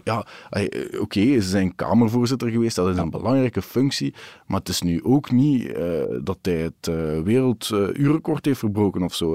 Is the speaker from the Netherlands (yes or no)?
no; Wachtebeke, Flanders, Belgium; in het dorp waar ik ben opgegroeid